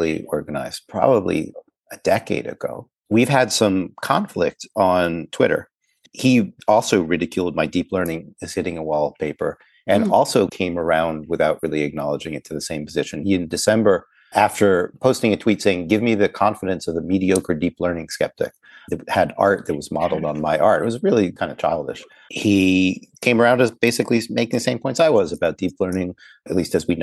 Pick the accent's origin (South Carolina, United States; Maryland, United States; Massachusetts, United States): Maryland, United States; Baltimore; I grew up in Baltimore, not far away from DC